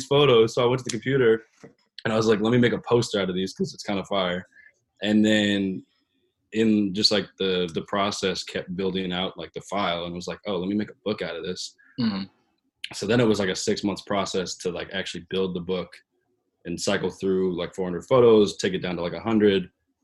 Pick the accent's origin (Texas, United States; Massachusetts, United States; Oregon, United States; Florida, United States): Oregon, United States; Portland; moved away as an adult; now in New York City, United States; I work and live in New York City, but I'm from Portland, Oregon